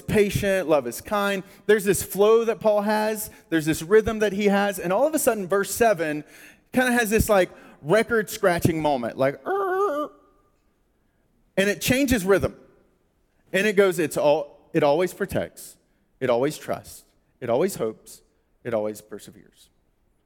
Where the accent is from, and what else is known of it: United States